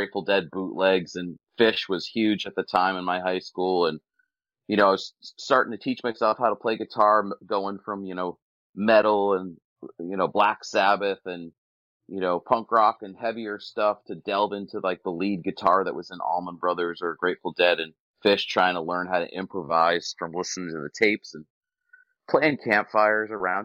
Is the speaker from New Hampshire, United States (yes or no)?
yes; New Hampshire, United States; I'm from New Hampshire.